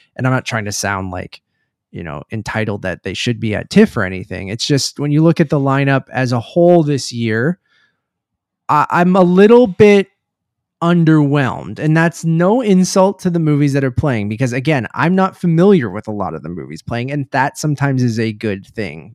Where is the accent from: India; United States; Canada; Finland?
Canada; Toronto, Ontario; I'm from Toronto.